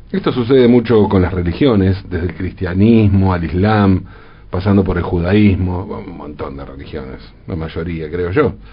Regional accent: Argentina; Y nos queda claro porque, como argentinos, sabemos a qué se refiere con eso de ser como el peronismo.

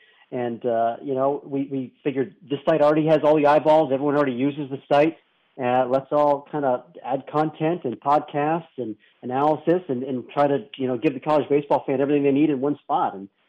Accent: central Massachusetts, United States; moved away as an adult; also born or lived in North Carolina; I grew up in New England, central Massachusetts, going to Cape Cod League games when I was a kid.

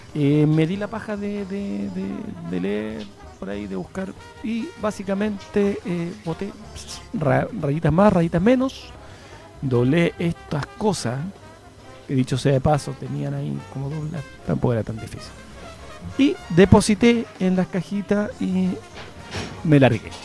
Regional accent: Chile; todos los chilenos que hemos aportado

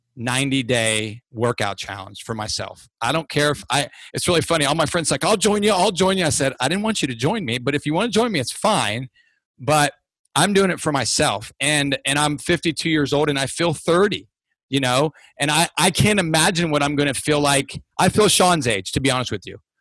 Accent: Ohio, United States; moved away; I'm from Ohio

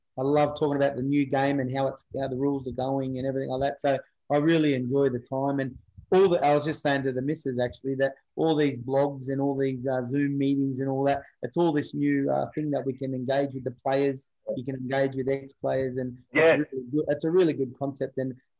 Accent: Parramatta, New South Wales, Australia; So I come from Parramatta, which was, you're in the big smoke down there in Sydney, out west

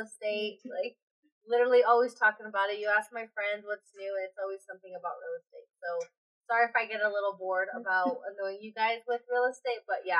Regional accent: Greeley, Colorado, United States; I'm from Greeley, Colorado. Basically, grew up in Greeley, Colorado

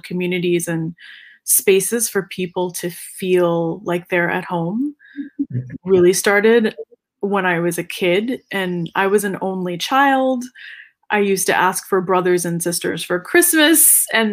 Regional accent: North Carolina, United States; North Carolina, my home state

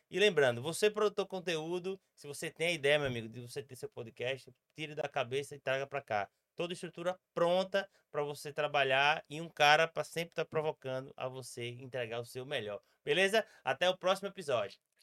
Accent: Sergipe, Brazil; como sergipano

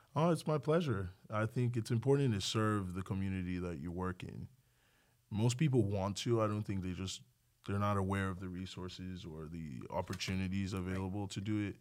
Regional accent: Nigeria; also born or lived in League City, Texas; now in Texas, United States; I grew up in Nigeria

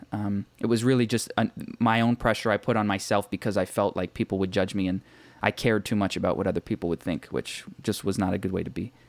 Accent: Markham, Ontario, Canada; I grew up in Markham, which is a small suburb about thirty minutes northeast of Toronto in Canada.

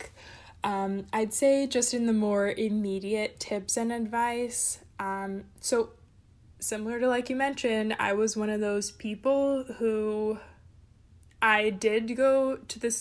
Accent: California, United States; moved away as an adult; also born or lived in Boston; I'm originally from California

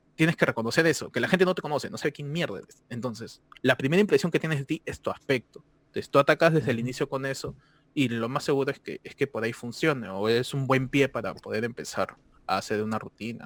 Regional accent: Peru; moved away; yo soy peruano toda la vida

